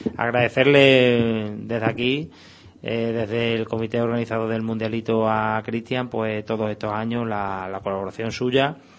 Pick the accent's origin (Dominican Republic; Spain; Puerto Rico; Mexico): Spain; Badajoz, Extremadura; somos de aquí de Badajoz y somos pues antiguos jugadores del fútbol base de Badajoz